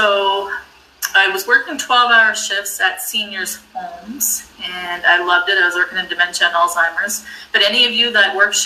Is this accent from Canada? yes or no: yes; New Brunswick, Canada; I grew up in New Brunswick, Canada